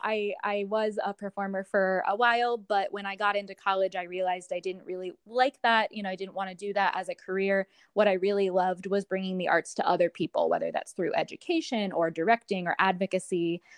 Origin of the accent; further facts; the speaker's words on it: Columbus, Ohio, United States; moved away; my hometown of Columbus, Ohio